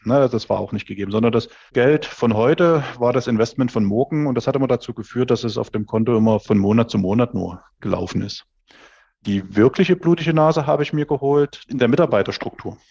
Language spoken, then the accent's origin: German; Dresden, Saxony, Germany; ich bin aus Dresden, 44 Jahre alt